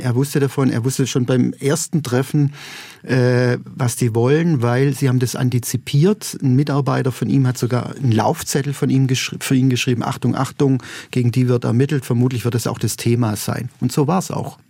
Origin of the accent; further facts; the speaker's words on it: Neresheim, Baden-Württemberg, Germany; moved away; Ich komme aus Neresheim